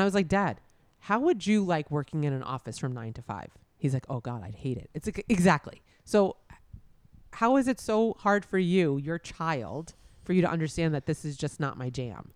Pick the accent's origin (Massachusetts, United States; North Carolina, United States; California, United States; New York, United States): New York, United States; growing up in New York